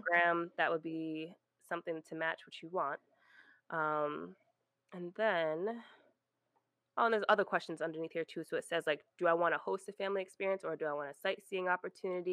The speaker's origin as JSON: {"language": "English", "region": "Rhode Island", "country": "United States", "tie": "born or raised there", "moved": "as an adult", "said": "I was in Rhode Island, I grew up in Rhode Island, small"}